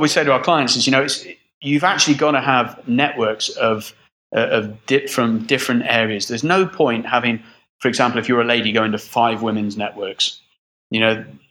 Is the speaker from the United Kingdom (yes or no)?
yes; Midlands, England, United Kingdom; also born or lived in Brixham, Devon; now in United Arab Emirates; Moved when I was 8 years old to the Midlands, and I lived in the Midlands